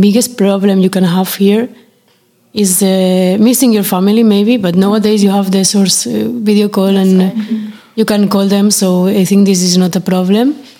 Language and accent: English; Spain; English is a second language; moved away as an adult; now in France; I'm from Spain